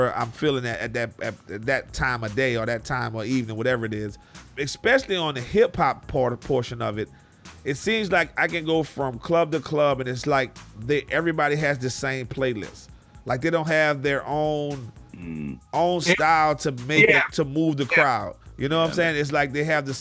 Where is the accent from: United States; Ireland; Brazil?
United States; New Orleans, Louisiana; moved away; also born or lived in Houston, Texas; I'm from New Orleans, Louisiana, moved to Houston in the early 90s